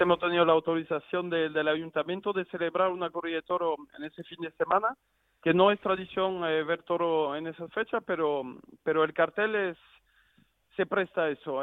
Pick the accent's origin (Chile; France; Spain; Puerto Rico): France; Arles, Provence-Alpes-Côte d'Azur; siendo francés